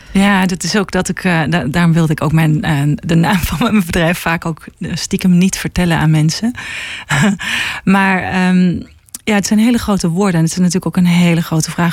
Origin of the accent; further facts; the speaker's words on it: Helmond, North Brabant, Netherlands; moved away as an adult; now in Haarlem, Netherlands; ik kom uit eh, Helmond en ehm, ben op mijn achttiende naar, per ongeluk in Haarlem terechtgekomen